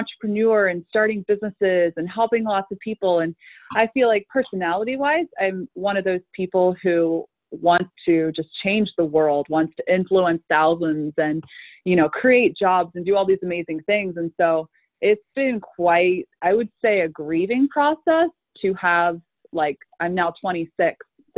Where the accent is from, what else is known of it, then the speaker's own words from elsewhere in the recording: Meadville, Pennsylvania, United States; also born or lived in Gettysburg, Pennsylvania; we moved here when I was 8, so a lot of my memories are, they're pretty much all here.